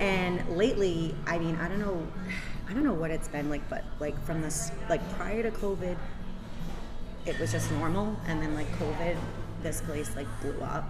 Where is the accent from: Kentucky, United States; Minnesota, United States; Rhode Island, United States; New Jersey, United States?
Rhode Island, United States; North Providence; now in Johnston, United States; I grew up in North Providence. I live in Johnston, and I work in Cranston